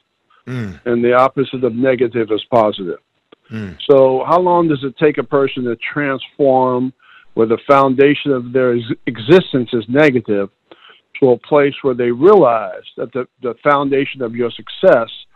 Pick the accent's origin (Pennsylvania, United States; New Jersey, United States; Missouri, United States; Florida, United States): New Jersey, United States; Whitesboro; Grew up in a small town called Whitesboro, New Jersey